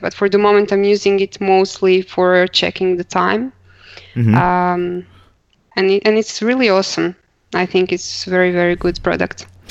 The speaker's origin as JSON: {"language": "English", "country": "Croatia", "moved": "as an adult", "lives_now": "Luxembourg", "said": "I come from Croatia, but I live already for um, more than four years in Luxembourg"}